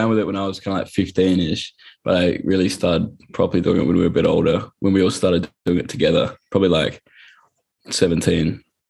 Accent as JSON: {"language": "English", "town": "Adelaide", "region": "South Australia", "country": "Australia", "said": "we're from Adelaide"}